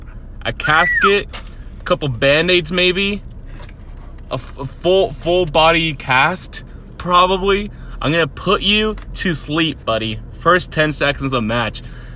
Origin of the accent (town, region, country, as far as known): Mexicali, Baja California, Mexico